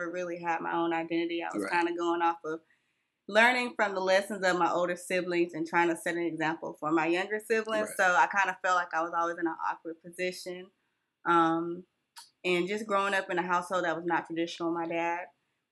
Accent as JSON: {"language": "English", "region": "California", "country": "United States", "tie": "born or raised there", "also_born_or_lived": "Whitmire, South Carolina", "moved": "yes", "lives_now": "Union, United States", "said": "I was born and raised in California"}